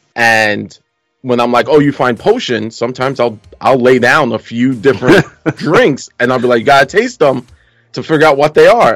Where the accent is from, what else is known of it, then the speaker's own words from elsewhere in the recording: New York City, New York, United States; that's what happens when you grow up in Brooklyn